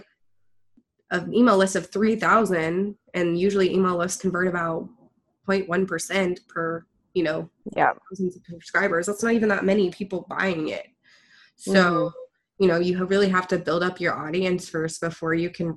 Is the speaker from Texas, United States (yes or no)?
yes; Houston, Texas, United States; I'm from Houston